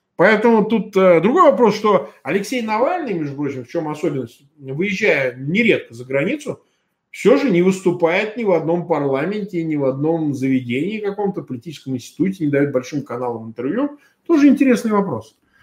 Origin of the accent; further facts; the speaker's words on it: Russia; Я россиянин